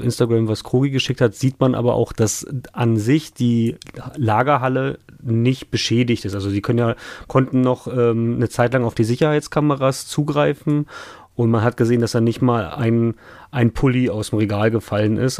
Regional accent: Hamburg area, Germany; ich komme ja aus dem Umkreis ähm, von Hamburg

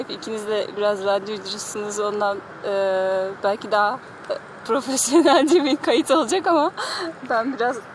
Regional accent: Kayseri Province, Turkey; now in Ankara, Turkey; Evet Kayserliyim. Ama orada da yabancı gibiyim.

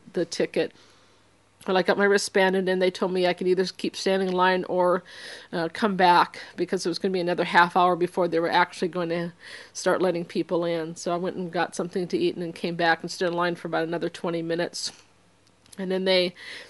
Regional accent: Seattle, Washington, United States; I was from Seattle

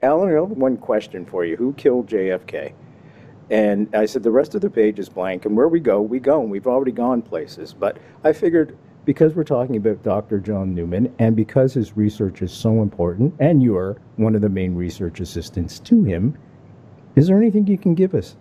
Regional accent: Canada; me being Canadian

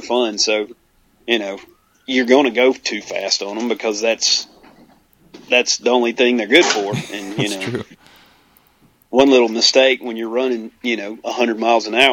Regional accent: Alabama, United States; I'm from Alabama

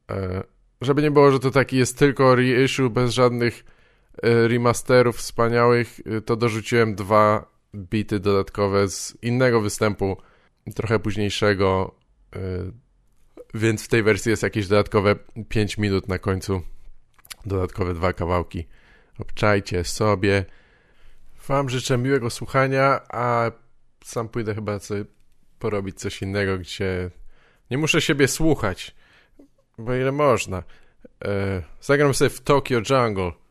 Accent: Wałbrzych, Lower Silesian Voivodeship, Poland; jestem z Wałbrzycha

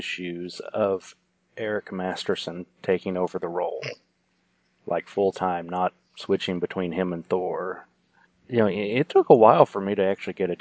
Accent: Oklahoma, United States; I'm from Oklahoma

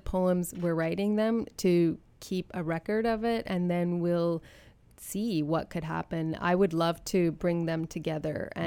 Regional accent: Canada; being born and raised in Canada

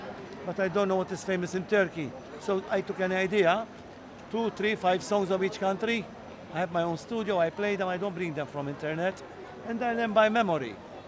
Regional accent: Malta; We are Maltese, Maltese.

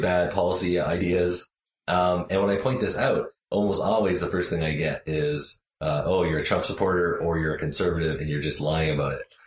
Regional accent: Canada; I'm Canadian

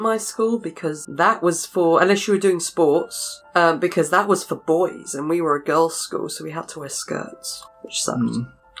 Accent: England, United Kingdom; I'm English.

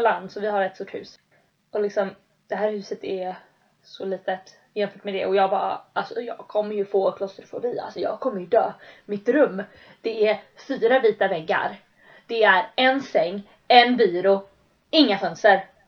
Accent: Sweden; moved away as an adult; vi mhm. bodde där hemma, eller hemma, liksom, hemma i Sverige på berget

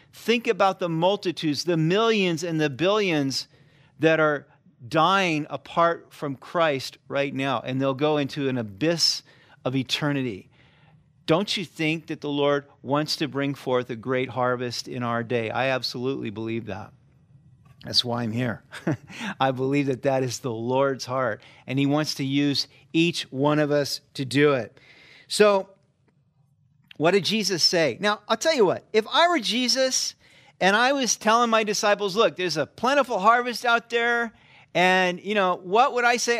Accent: Sacramento, California, United States; moved away; I grew up in California

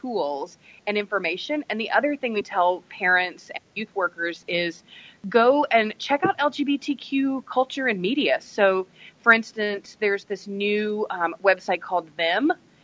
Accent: the South, United States; accent: southern; my southern accent

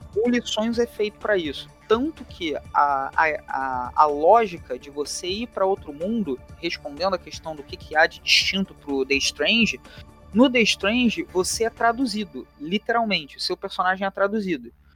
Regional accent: Rio de Janeiro, Brazil; accent: carioca; eu leciono na, na rede estadual aqui no Rio de Janeiro. Meu sotaque não permite negar esse chiado

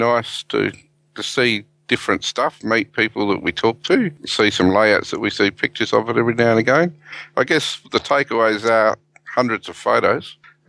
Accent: Southampton, South East England, United Kingdom; now in Australia; down to Southampton where I was born.

